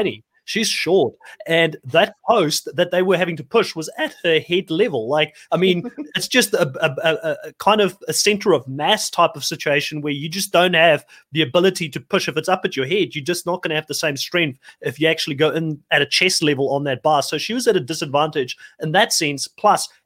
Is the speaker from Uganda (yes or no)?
no; South Africa; moved away; Being South African originally myself